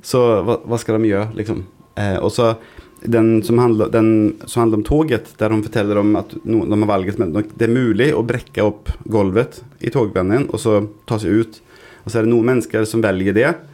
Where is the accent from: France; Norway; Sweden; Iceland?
Sweden; Gothenburg, Västra Götaland; moved away; I Sverige, i Göteborg, der jeg kommer fra